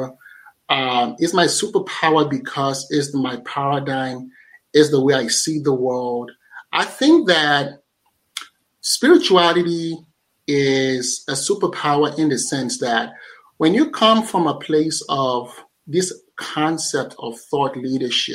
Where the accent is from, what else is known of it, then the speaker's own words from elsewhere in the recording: Nigeria; I'm a Nigerian